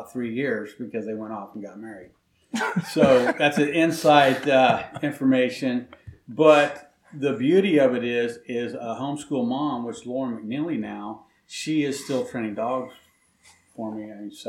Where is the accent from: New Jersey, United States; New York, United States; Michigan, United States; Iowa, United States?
Iowa, United States; Knoxville; I'm born and raised in Knoxville. So I've lived there for pretty much 56 years of my life